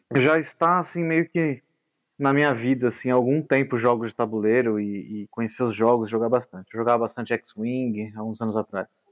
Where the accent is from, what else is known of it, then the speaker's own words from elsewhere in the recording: São Paulo, Brazil; sou de São Paulo